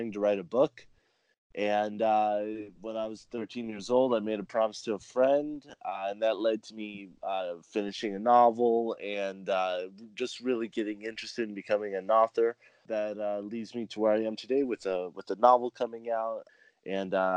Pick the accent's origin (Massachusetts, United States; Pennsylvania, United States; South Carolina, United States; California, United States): California, United States; also born or lived in South America; I was born and raised in California